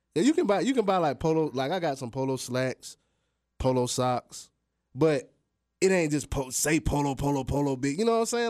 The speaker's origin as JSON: {"language": "English", "country": "United States", "said": "I'm an American, I'm black"}